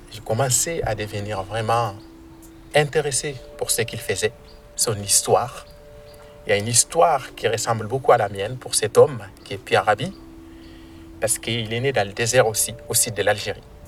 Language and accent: French; near Arlit, Agadez, Niger; moved away; Je viens du Niger et au Niger, je suis localisé euh, au nord, donc euh, près de la ville d'Arlit